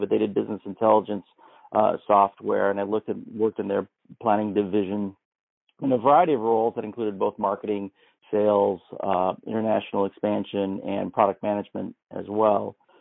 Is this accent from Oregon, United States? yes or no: yes; Canby, Oregon, United States; I'm a small town boy growing up in Canby, Oregon